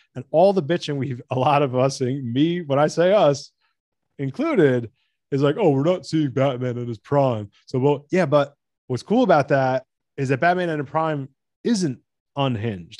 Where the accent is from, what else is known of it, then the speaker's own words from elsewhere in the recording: United States; I'm American